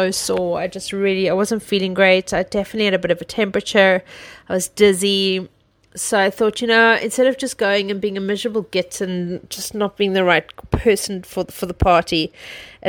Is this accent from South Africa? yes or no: yes; South Africa; moved away; I come from South Africa